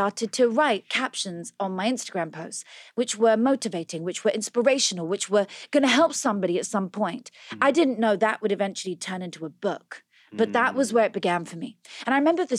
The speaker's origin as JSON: {"language": "English", "area": "Oxfordshire", "region": "South East England", "country": "United Kingdom", "tie": "born or raised there", "also_born_or_lived": "London", "moved": "as an adult", "lives_now": "United States", "said": "In Oxfordshire. I was a country girl, born on a farm, raised there."}